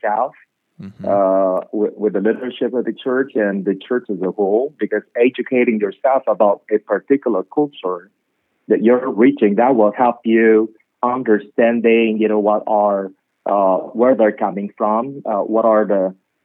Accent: Philippines; I'm from the Philippines, and we love music, we love food

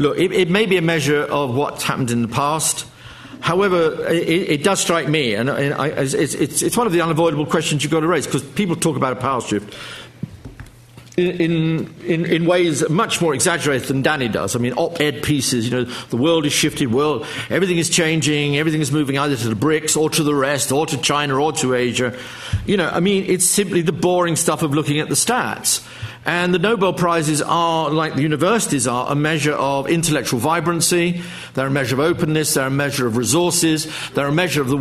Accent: United Kingdom; I'm a Brit.

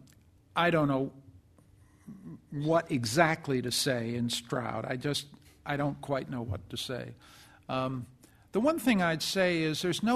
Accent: Canada; I'm a Canadian and I come from a perfect country

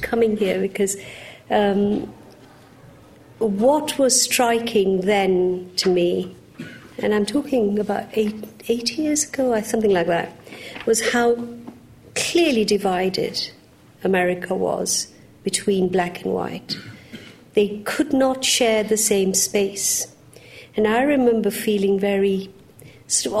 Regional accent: Uganda; now in United Kingdom; I was born in Uganda

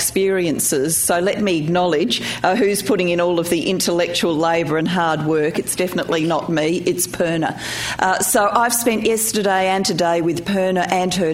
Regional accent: Australia; also born or lived in Wales; I was born in Wales and was a migrant to Australia in 1966. I was 4 years old

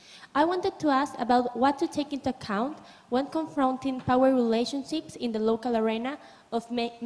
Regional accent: Peru; moved away as an adult; now in London, United Kingdom; I am an exchange student of Peru. Now I'm studying at UCL for this term.

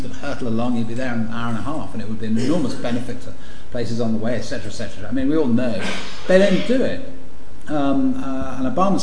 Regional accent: London, United Kingdom; also born or lived in Washington; I'm from London.

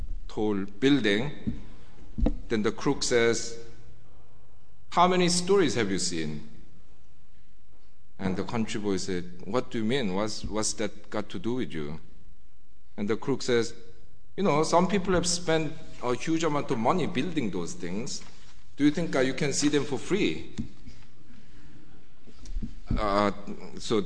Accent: South Korea; moved away as an adult; now in United Kingdom; whenever I told people that I was from Korea

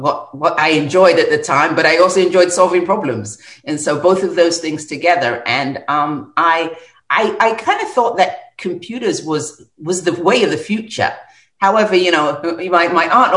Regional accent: London, United Kingdom; as a young child, you know, growing up in North London

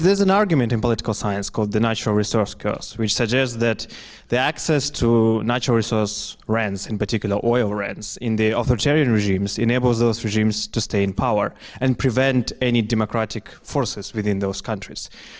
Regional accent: Kazakhstan; now in London, United Kingdom; I'm an undergraduate student here at LSE. I'm from Kazakhstan, oil-rich country.

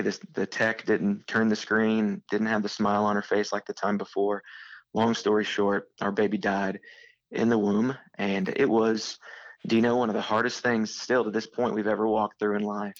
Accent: Southeastern Illinois, United States; moved away as an adult; now in St. Louis, United States; I went to be a youth pastor back in my hometown. That burden never left me. And so a couple years into being a youth pastor in Southeastern Illinois

